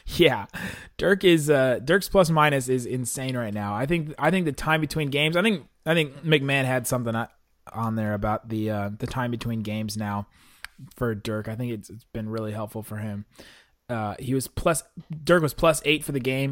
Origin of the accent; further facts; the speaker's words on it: Cincinnati, Ohio, United States; I am from Cincinnati